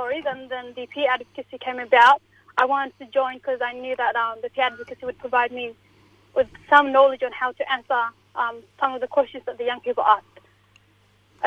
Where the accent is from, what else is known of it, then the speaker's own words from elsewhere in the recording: Ethiopia; now in Australia; I'm from Ethiopia, so it's in Africa